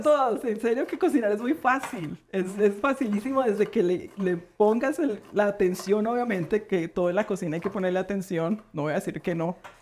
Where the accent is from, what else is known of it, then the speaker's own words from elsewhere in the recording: Coffee Region, Eje Cafetero, Colombia; moved away; Yo soy de la región cafetera